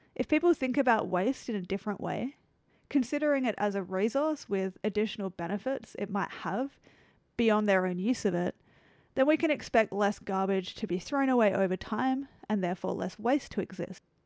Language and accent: English; Australia; my home country, Australia